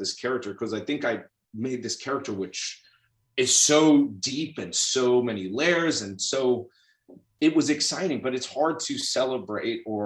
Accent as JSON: {"language": "English", "town": "New York City", "region": "New York", "country": "United States", "tie": "born or raised there", "said": "I grew up in New York City in Queens"}